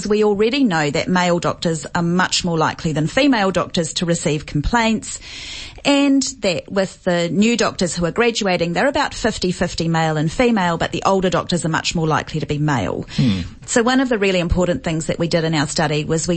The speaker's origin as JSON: {"language": "English", "country": "New Zealand", "accent": "New Zealand", "moved": "yes", "lives_now": "Australia", "said": "As you may be able to tell from my accent, I'm from New Zealand."}